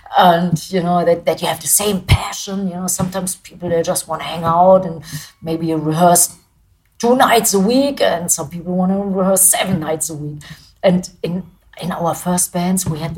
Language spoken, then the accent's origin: English; Germany; English is a second language; being a German band